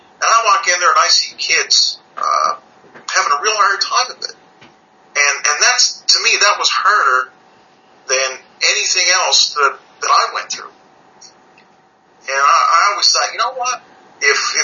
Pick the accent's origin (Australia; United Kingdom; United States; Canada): Canada; I'm from Canada.